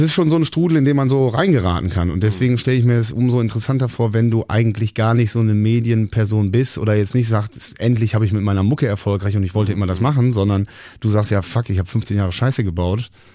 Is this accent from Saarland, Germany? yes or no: no; Bonn, North Rhine-Westphalia, Germany; Bonn, meine Heimatstadt